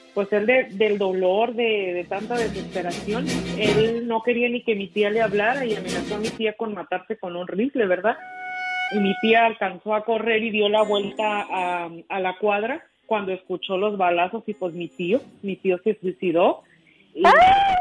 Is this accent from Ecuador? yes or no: no; Nuevo Ideal, Durango, Mexico; now in Ruidoso, United States; nos llevaron a Nuevo Ideal, o sea que yo soy de ahí de un pueblillo, de un ranchillo